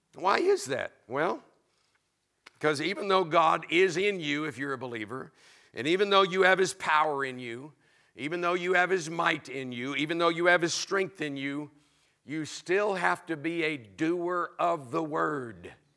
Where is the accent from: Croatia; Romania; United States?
United States; Florida; I was raised in Florida